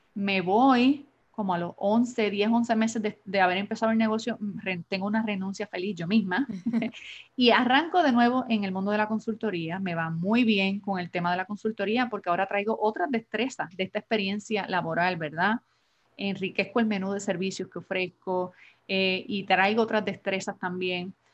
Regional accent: Adjuntas, Puerto Rico; now in San Juan, Puerto Rico; soy puertorriqueña, natural del pueblo de Adjuntas en Puerto Rico. Llevo más de 25 años casi en San Juan, Puerto Rico, radicada en San Juan

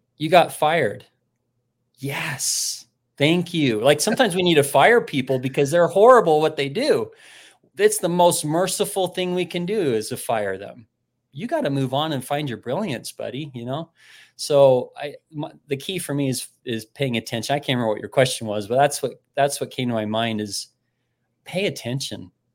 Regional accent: Utah, United States; moved away as an adult; also born or lived in Missouri / Nashville, Tennessee

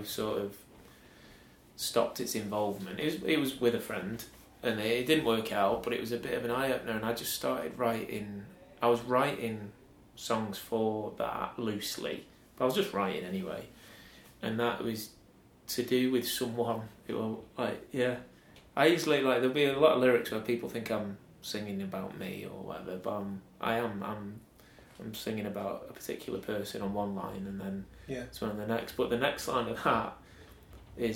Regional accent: Stafford, West Midlands, United Kingdom; moved away as an adult; now in Manchester, United Kingdom; Stafford, where I'm from

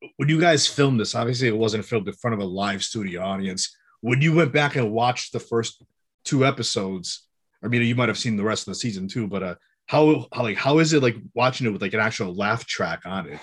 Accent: Western Massachusetts, United States; I'm from Massachusetts also, but I'm, I'm, like, from Western Mass.

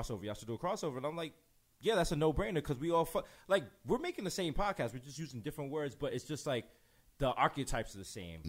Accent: New York, United States; as a being born and raised in New York

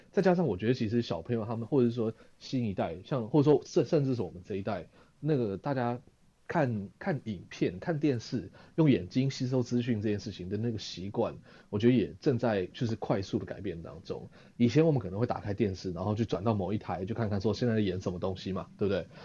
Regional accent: Taiwan; 台湾我们的退货制度没有这么的流行

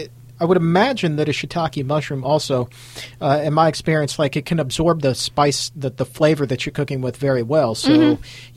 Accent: Chesapeake Bay, United States; I was a huge fan of crabs growing up on the Chesapeake Bay, by and large. You know, Chesapeake blue crabs, man. I mean, that is a big deal around here, right?

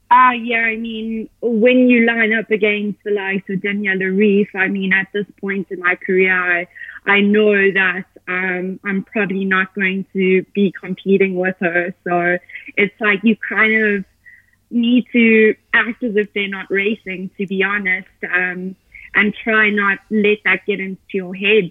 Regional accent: Johannesburg, Gauteng, South Africa; moved away as an adult; now in Boulder, United States; I am from Johannesburg, South Africa. Uh, that's where I was born and raised

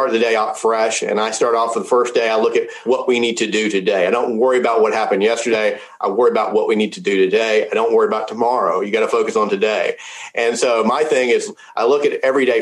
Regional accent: Memphis, Tennessee, United States; I was born in Memphis, Tennessee, where St. Jude's is

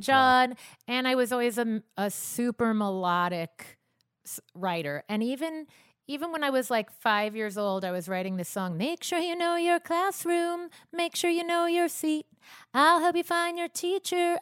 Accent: Long Island, New York, United States; a Long Island girl

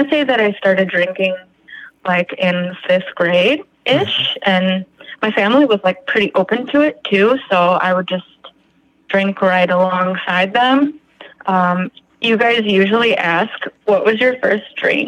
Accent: Chicago, Illinois, United States; also born or lived in Winnetka; I'm from the Chicagoland

